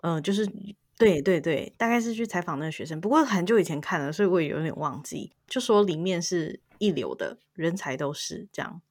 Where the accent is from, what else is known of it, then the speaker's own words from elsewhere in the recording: Taiwan; 对我们台湾人来说